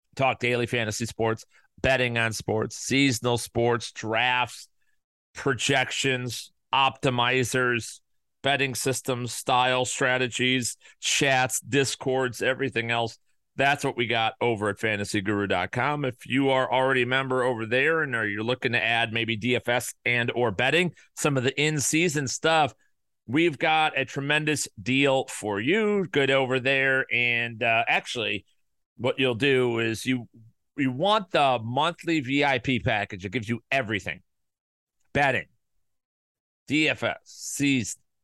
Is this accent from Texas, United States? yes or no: no; Chicago, Illinois, United States; I'm from Chicago.